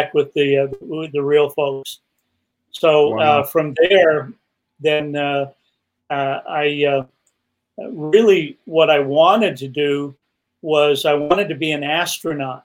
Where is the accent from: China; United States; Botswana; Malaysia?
United States; Salt Lake City, Utah; moved away as an adult; also born or lived in Salmon, Idaho; I grew up in a lot of my growing up years in Salt Lake City